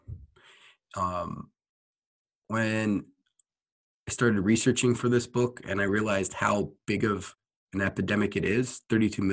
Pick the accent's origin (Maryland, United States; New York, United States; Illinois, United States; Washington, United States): Washington, United States; Tacoma; born and raised in the Tacoma, Washington area